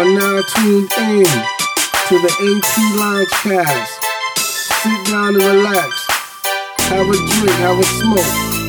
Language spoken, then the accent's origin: English; New York, United States; I'm from New York, of course